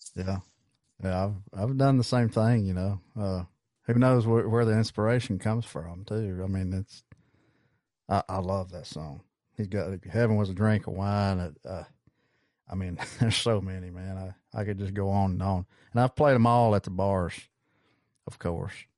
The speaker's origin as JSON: {"language": "English", "town": "Geraldine", "region": "Alabama", "country": "United States", "tie": "born or raised there", "lives_now": "Henagar, United States", "said": "my hometown is in Geraldine"}